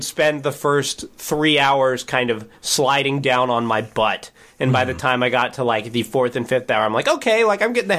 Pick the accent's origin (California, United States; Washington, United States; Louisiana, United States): Washington, United States; I grew up in Washington State, so there's mountains somewhat close by.